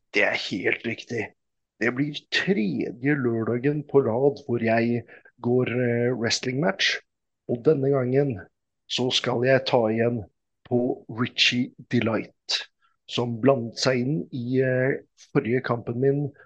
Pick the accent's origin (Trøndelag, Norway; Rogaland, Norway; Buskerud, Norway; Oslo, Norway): Oslo, Norway; also born or lived in Mortensrud; jeg er jo fra Oslo